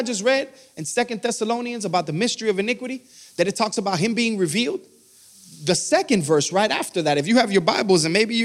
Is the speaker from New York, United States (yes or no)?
no; Miami, Florida, United States; I'm from Miami